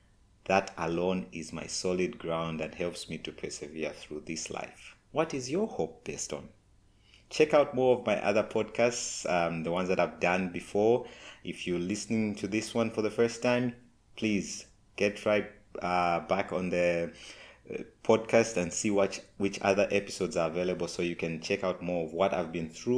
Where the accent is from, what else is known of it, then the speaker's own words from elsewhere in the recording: Zambia; I'm from Zambia, Africa